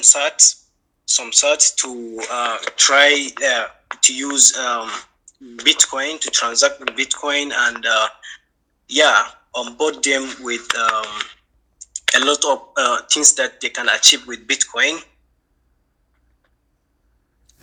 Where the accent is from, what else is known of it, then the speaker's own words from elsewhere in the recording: Kigali, Rwanda; I'm from Kigali. I'm in Rwanda.